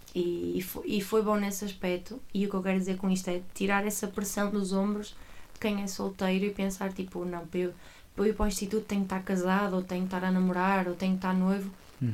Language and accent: Portuguese; Águas Santas, Norte, Portugal; now in Coimbra, Portugal; sou do Porto. Atualmente vivo em Coimbra e estou em Coimbra e sou de Coimbra, mas sou originalmente de uma pequena terra chamada Águas Santas